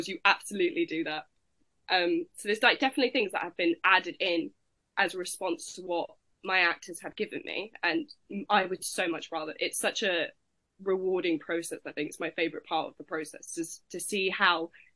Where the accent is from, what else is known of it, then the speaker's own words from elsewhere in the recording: United Kingdom; I'm British